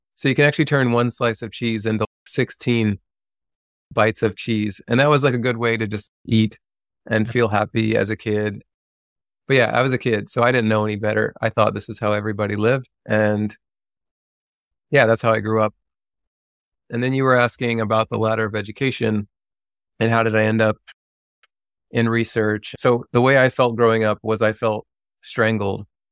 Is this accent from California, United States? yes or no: no; Lexington, Kentucky, United States; moved away; I grew up outside of Lexington, Kentucky. And I grew up in the country